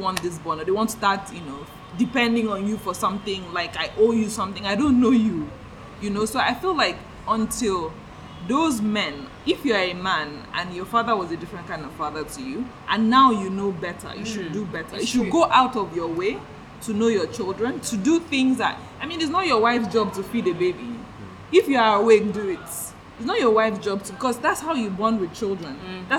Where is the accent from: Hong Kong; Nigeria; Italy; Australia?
Nigeria; because I'm in Nigeria, I'm Nigerian